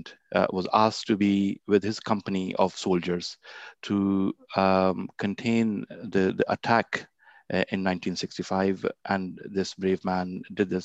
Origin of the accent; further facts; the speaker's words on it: Lahore, Punjab, Pakistan; As a boy growing up in Lahore